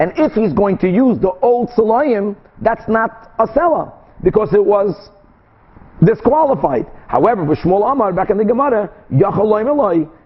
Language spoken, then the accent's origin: English; Brazil; moved away; I grew up in Brazil